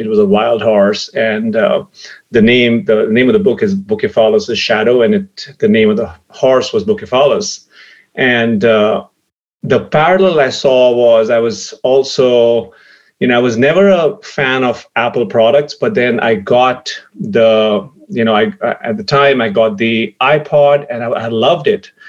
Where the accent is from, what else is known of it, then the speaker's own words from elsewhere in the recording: India; growing up in India